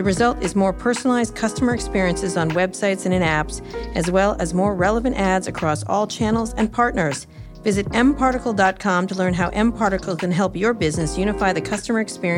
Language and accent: English; Roslyn Harbor, New York, United States; I grew up in Roslyn Harbor, Anthony.